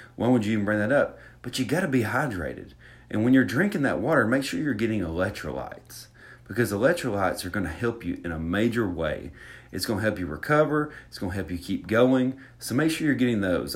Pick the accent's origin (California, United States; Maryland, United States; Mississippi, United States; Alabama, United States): Alabama, United States; accent: Southern; I'm from Alabama. I'm from Alabama